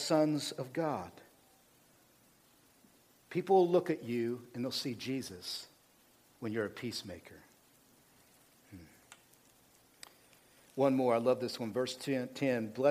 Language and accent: English; United States; because we're American, this is the way I think.